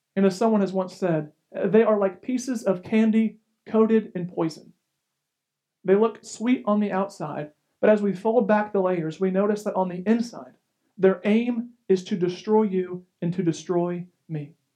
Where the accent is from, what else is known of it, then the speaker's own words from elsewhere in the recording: United States; as an American